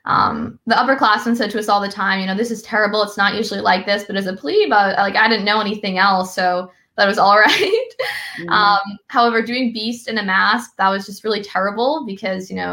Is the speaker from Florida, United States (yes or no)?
no; Massachusetts, United States; I'm from Massachusetts where we don't talk much about the military